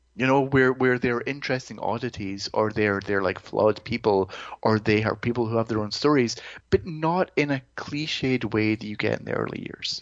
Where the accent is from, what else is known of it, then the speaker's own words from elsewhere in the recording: Greenock, Scotland, United Kingdom; moved away; my hometown in Scotland